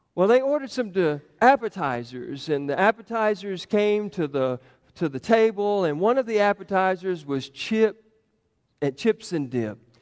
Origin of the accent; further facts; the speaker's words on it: Giles County, Tennessee, United States; I grew up down in Giles County